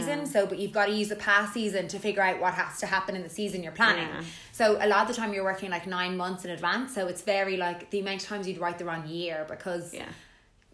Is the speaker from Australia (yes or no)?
no; Dublin, Leinster, Ireland; moved away as an adult; also born or lived in London, United Kingdom; now in Naas, Ireland; I'm originally from Dublin. I moved to Naas because of a man. From Dublin City.